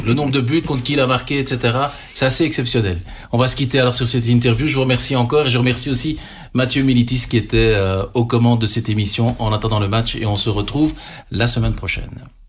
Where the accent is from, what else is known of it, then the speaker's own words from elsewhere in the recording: Belgium; on est belge